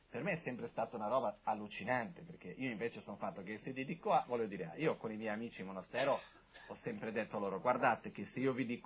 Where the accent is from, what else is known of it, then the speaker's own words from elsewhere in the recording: India; io sono anche cresciuto in monastero in India